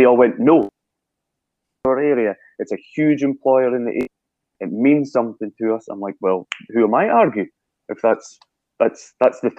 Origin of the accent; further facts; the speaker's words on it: Brechin, Scotland, United Kingdom; in Brechin in my hometown